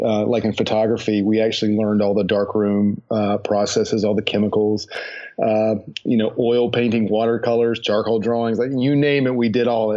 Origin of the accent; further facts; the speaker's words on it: High Point, North Carolina, United States; now in Charlotte, United States; I grew up in High Point, North Carolina